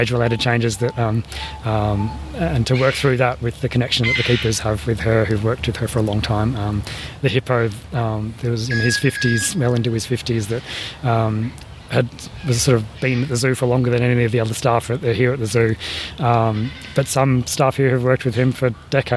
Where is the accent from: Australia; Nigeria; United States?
Australia; also born or lived in Toronto, Canada; those of us growing up in Australia